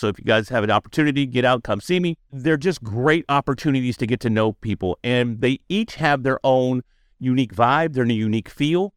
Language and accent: English; Dallas, Texas, United States; I'm from Dallas